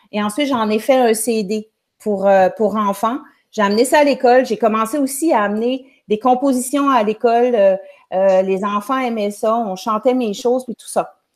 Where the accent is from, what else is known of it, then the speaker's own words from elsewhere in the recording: Quebec, Canada; Je suis au Nouveau-Brunswick, la province juste à côté du Québec, mais je viens du Québec.